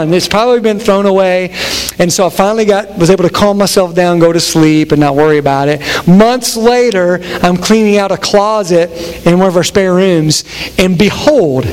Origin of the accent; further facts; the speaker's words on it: Harlan County, Kentucky, United States; now in Cincinnati area, United States; I'm from Harlan County, where mullets are still alive and well